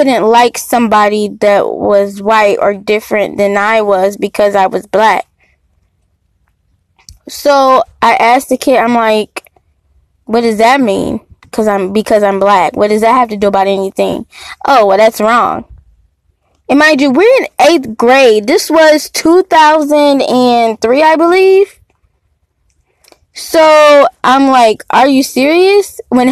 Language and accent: English; Detroit, Michigan, United States; So, I was born in Detroit, spent like half of my life in Detroit, half of them in the suburb of Detroit